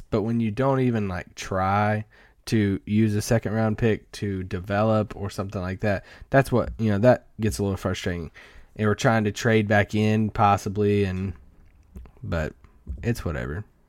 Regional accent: Kentucky, United States; I grew up in Kentucky

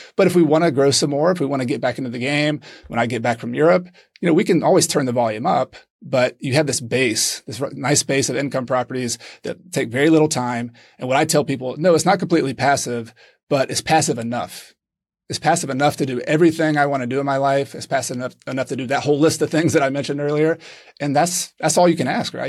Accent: Clemson, South Carolina, United States; moved away as an adult; now in Granada, Spain; I am originally from Clemson, South Carolina

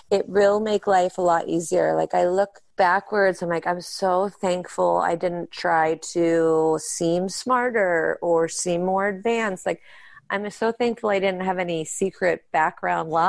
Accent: Pittsburgh, Pennsylvania, United States; We grew up in Pittsburgh and that's where we do our show and that's where our family is.

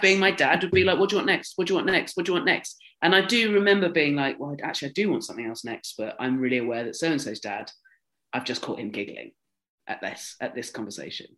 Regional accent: Dorset, South West England, United Kingdom; I grew up in Dorset where you had like a first school, a middle school, and an upper school.

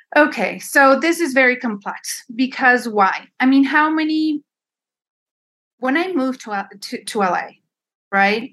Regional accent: Mexico City, Mexico; first language Spanish; English is a second language; moved away; I'm a Chilanga, yes. Born and raised in Mexico City.

